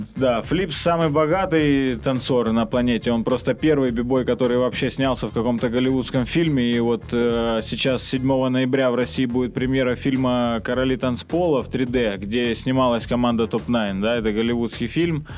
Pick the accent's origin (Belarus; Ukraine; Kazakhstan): Ukraine; moved away as an adult; now in Saint Petersburg, Russia; я украинец, родом с Украины, живу в Питере вот уже почти 8 лет